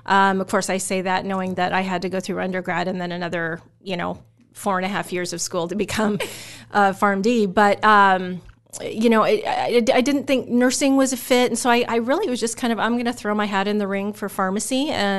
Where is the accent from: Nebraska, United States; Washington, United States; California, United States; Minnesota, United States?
Nebraska, United States; Omaha; also born or lived in Utah / Oregon; So I'm an Omaha kid. I was born in Utah, lived in Oregon for a little while, but by the time I hit the kindergarten years, I was here in Omaha. So I grew up in Millard.